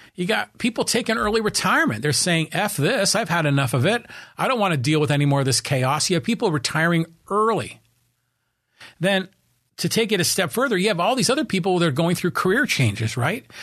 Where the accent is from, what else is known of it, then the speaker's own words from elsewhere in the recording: Burlingame, California, United States; also born or lived in San Francisco; now in Poway, United States; born in San Francisco and I was raised in a town called Burlingame, which is, you know, on the San Francisco Peninsula